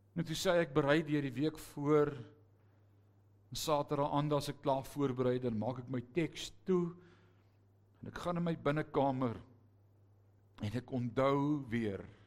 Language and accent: Afrikaans; Netherlands; now in South Africa; ek is 'n Hollander gebore. Ek ben 'n ware Nederlander.